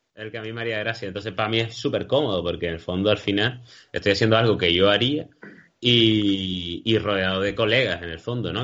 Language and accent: Spanish; Canary Islands, Spain; somos cómicos de Canarias